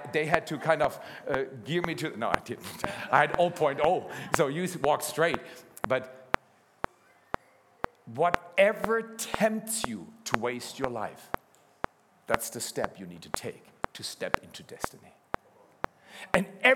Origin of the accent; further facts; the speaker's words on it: Freiburg, Baden-Württemberg, Germany; also born or lived in Dallas; now in Black Forest, Germany; I'm a city boy. I did my BA in Dallas. My wife comes from Toronto. And I grew up at least in Freiburg, Germany